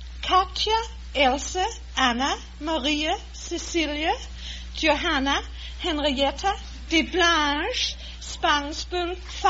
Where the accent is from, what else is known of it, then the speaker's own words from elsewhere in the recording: Denmark; moved away; I was born on an old estate... in the countryside in Denmark, not far away from where Hans Christian Andersen was born.